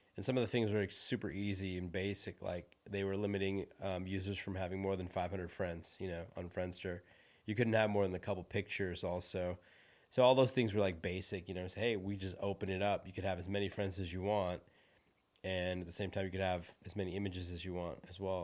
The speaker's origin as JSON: {"language": "English", "area": "Silicon Valley", "region": "California", "country": "United States", "also_born_or_lived": "India / Los Angeles", "moved": "yes", "said": "I'm from Silicon Valley, so I lived up north in San Francisco."}